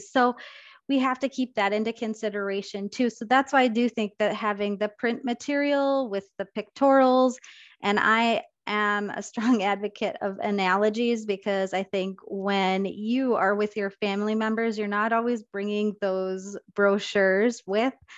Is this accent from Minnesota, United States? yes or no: yes; Rochester, Minnesota, United States; I was born and raised in Rochester, and I worked at Mayo Clinic